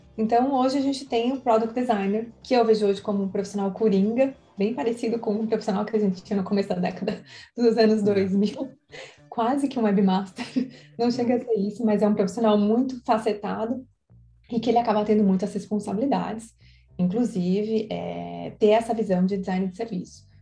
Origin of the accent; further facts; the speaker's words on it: São Paulo, Brazil; moved away; eu nasci em São Paulo